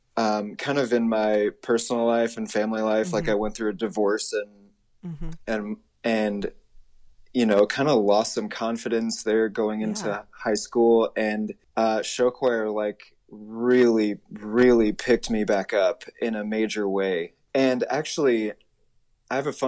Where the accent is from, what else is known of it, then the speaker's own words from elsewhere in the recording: Auburn, Indiana, United States; moved away as an adult; also born or lived in Chicago suburbs, Illinois; now in New York, United States; I was lucky enough to be born in Auburn, Indiana, which means that I grew up kind of in the DeKalb High School program